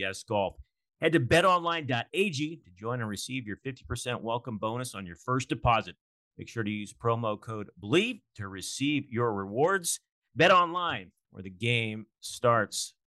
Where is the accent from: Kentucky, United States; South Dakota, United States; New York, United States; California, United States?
California, United States; Bay Area; born and raised in the Bay Area, so I'm old enough to remember when they beat the Washington Bullets in the 1975 NBA Finals